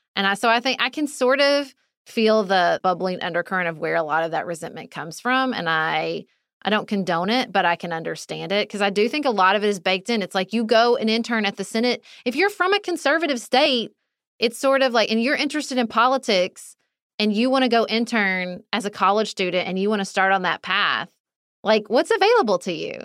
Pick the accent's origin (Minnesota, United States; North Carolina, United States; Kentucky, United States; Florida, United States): Kentucky, United States; moved away; also born or lived in Washington, D.C.; I lived, I grew up in Kentucky.